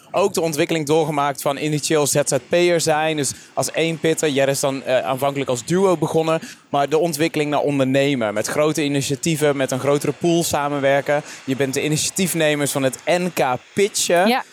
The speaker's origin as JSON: {"language": "Dutch", "town": "Vlijmen", "region": "North Brabant", "country": "Netherlands", "tie": "born or raised there", "said": "mijn geboortedorp, Vlijmen"}